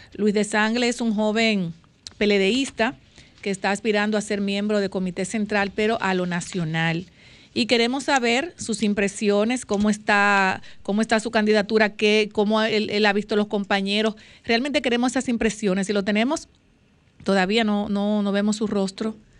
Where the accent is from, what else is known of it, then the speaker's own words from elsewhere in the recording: southern Dominican Republic, Dominican Republic; Los sureños comemos mucho